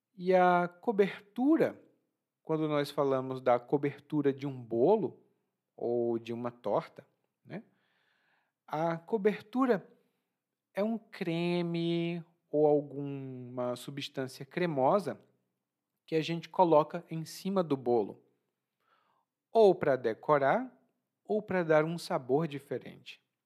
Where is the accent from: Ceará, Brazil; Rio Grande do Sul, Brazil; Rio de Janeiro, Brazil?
Ceará, Brazil; now in Bahia, Brazil; Lá no meu estado, no Ceará